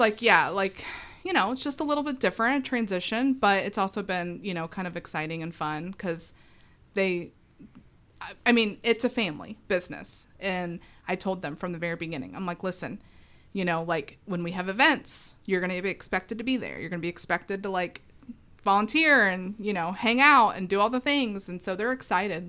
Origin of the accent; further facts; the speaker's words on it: West Chester, Ohio, United States; also born or lived in Maineville, Ohio / Morrow, Ohio; now in Franklin, United States; I grew up in Westchester.